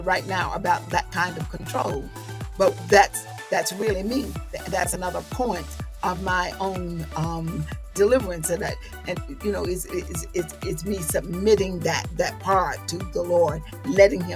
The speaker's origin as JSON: {"language": "English", "region": "the South", "country": "United States", "said": "I'm a Southerner"}